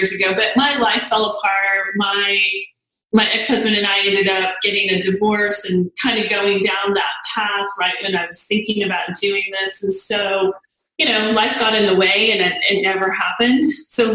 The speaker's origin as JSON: {"language": "English", "town": "El Paso", "region": "Texas", "country": "United States", "tie": "born or raised there", "moved": "as an adult", "lives_now": "Dallas-Fort Worth, United States", "said": "I grew up in El Paso, and that's where I was born and raised"}